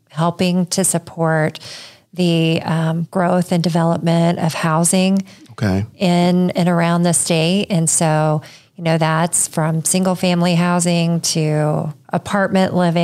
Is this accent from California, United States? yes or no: no; Centerville, Indiana, United States; also born or lived in Washington, D.C. / Texas; I grew up in Centerville, so not too far from Richmond